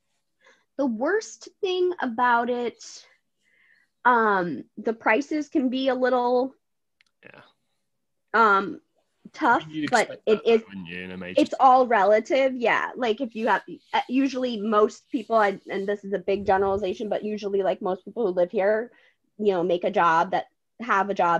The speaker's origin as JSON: {"language": "English", "region": "Connecticut", "country": "United States", "tie": "born or raised there", "moved": "as an adult", "lives_now": "New York City, United States", "said": "my original home state is Connecticut, but I've been here since I was 18. So I am definitely a New Yorker"}